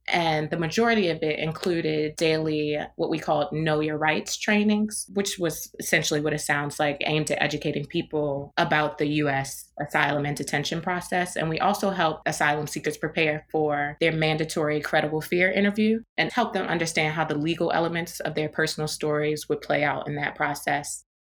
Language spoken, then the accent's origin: English; Baltimore, Maryland, United States; also born or lived in New York / Washington, D.C.; my hometown, Baltimore